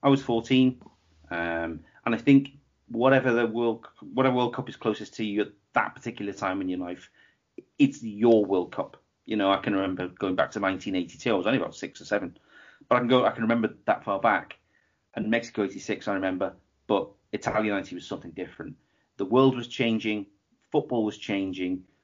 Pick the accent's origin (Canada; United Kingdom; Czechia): United Kingdom; England; myself being English